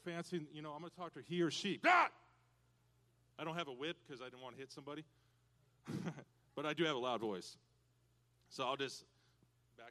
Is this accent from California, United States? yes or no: no; Washington, United States; moved away as an adult; I'm from Washington State originally